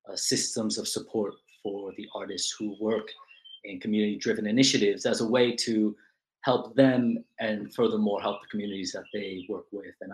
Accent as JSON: {"language": "English", "town": "New York City", "region": "New York", "country": "United States", "tie": "born or raised there", "also_born_or_lived": "Chile", "said": "I was born in New York City to parents who emigrated from Chile"}